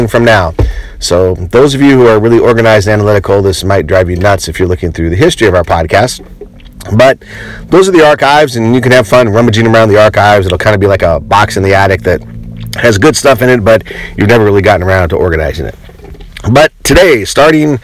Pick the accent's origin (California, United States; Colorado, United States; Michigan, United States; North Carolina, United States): Colorado, United States; I grew up in Colorado